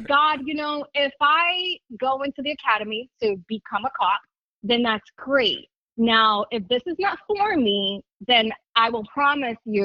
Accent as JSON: {"language": "English", "town": "Lawrence", "region": "Massachusetts", "country": "United States", "tie": "born or raised there", "said": "I was born and raised in Lawrence, Massachusetts"}